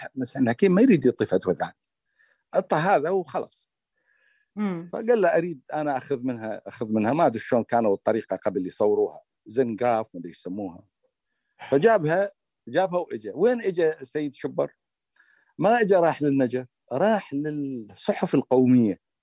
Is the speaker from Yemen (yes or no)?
no; Iraq; accent: Iraqi; بلهجتنا العراقيه